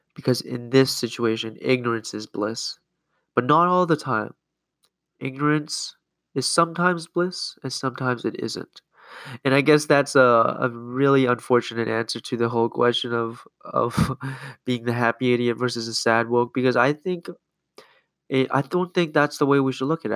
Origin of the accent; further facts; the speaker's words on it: Canada; now in United States; I grew up in Canada